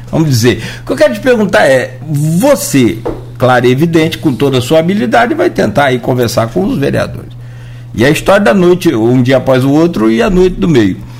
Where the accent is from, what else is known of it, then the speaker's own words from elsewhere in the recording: Italva, Rio de Janeiro, Brazil; also born or lived in Marataízes; desde 1992, quando eu vim de Italva para cá, eu me lembro